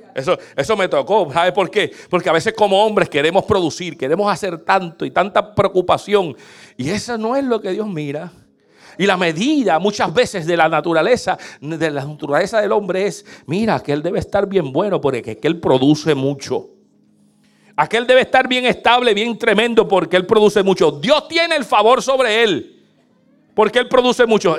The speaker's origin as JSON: {"language": "Spanish", "country": "Puerto Rico", "moved": "as an adult", "lives_now": "United States", "said": "yo vengo de Puerto Rico y en Puerto Rico era tener el carro más tumbado"}